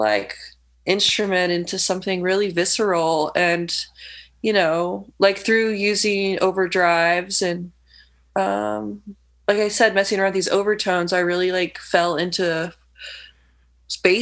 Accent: Lafayette, Indiana, United States; moved away as an adult; also born or lived in Bloomington, Indiana; now in Chicago, United States; I grew up in Lafayette, Indiana, and moved to Bloomington when I was around 20. And then after graduating, came to Chicago in 2012

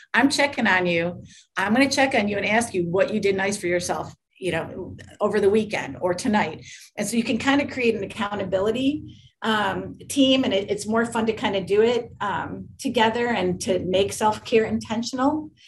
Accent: Michigan, United States; I grew up in Michigan

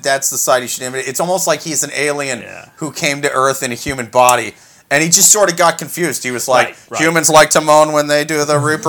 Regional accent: Midwest, United States; moved away; I'm from the Midwest. That is the land of high fructose corn giants.

